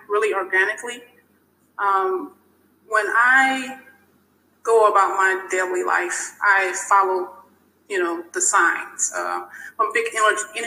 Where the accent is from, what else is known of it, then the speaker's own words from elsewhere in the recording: South Louisiana, United States; moved away; growing up in South Louisiana